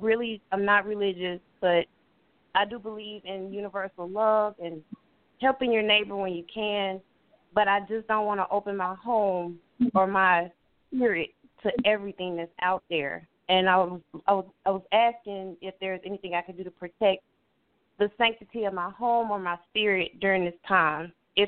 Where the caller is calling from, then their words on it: Florida, United States; I'm calling from Florida